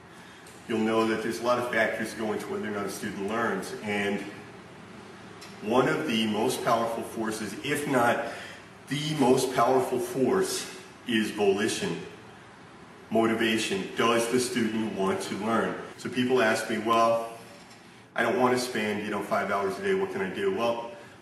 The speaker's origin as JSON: {"language": "English", "town": "New York City", "region": "New York", "country": "United States", "tie": "born or raised there", "also_born_or_lived": "Germany", "moved": "as an adult", "said": "My whole life growing up in New York"}